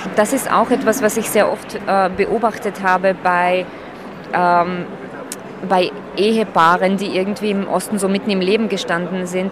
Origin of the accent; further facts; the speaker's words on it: Slovakia; now in Austria; ich bin Slowakin, das werde ich immer bleiben